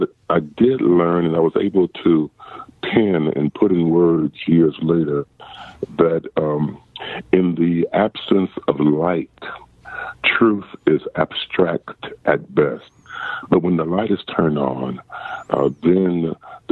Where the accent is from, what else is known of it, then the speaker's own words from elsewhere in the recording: rural South Carolina, United States; moved away; also born or lived in Highland Hills, Ohio; The beginning of my life was in a small country town in rural South Carolina.